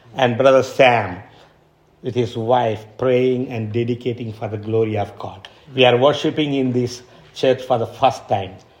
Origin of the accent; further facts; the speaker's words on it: India; I'm an Indian